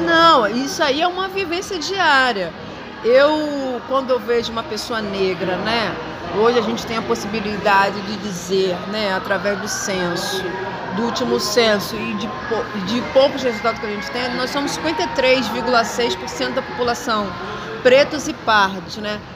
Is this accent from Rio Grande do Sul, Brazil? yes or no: no; Rio de Janeiro, Brazil; nasci, sou carioca